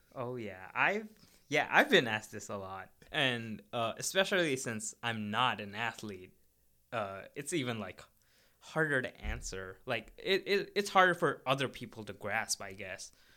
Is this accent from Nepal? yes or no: yes; Kathmandu, Bagmati, Nepal; moved away as an adult; now in United States; I'm from Nepal, and I'm from the capital, which is Kathmandu